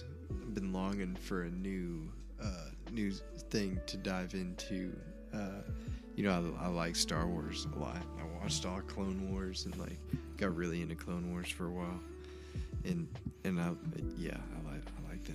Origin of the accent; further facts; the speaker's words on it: West Texas, United States; I'm from West Texas